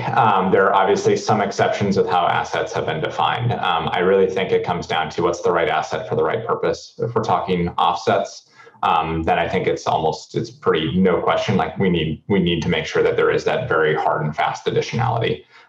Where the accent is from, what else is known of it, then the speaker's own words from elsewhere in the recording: North Dakota, United States; I come from North Dakota.